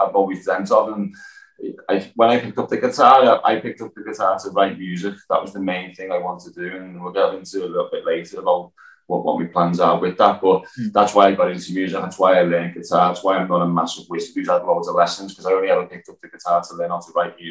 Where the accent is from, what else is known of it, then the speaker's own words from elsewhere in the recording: Liverpool, North West England, United Kingdom; I was born in Walton, which is not too far from Anfield, L4. I am a local lad.